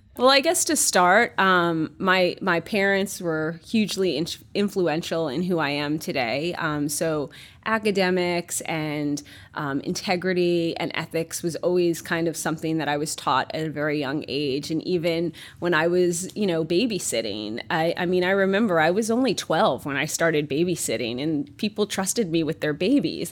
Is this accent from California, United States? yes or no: no; New York, United States; moved away as an adult; also born or lived in Espoo, Finland; now in Finland; I grew up and was born and raised in New York